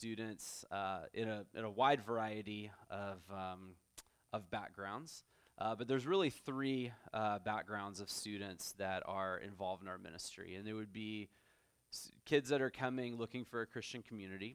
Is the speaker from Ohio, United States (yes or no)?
no; Texas, United States; moved away as an adult; also born or lived in Orlando, Florida; now in San Antonio, United States; my wife and I are both from Texas originally.